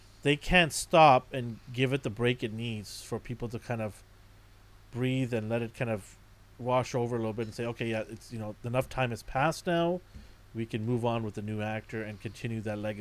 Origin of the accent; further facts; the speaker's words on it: Canada; I'm Canadian.